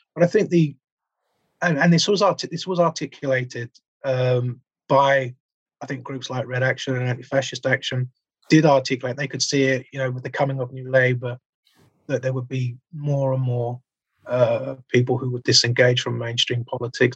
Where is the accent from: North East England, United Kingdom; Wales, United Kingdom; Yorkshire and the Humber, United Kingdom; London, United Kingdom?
London, United Kingdom; I grew up in Southeast London